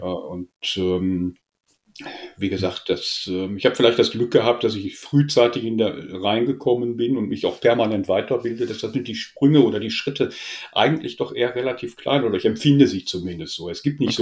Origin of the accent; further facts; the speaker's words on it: Essen, North Rhine-Westphalia, Germany; geboren in Essen, mhm. soll ich sagen, klassisch Ruhrpott